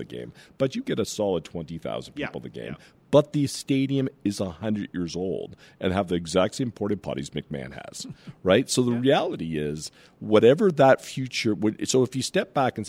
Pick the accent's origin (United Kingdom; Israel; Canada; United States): Canada; Southern Ontario; I grew up in Southern Ontario